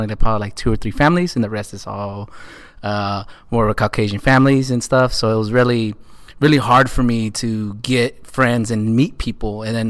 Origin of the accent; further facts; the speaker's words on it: Arizona, United States; But, you know, growing up in Arizona and different different aspect of it was very interesting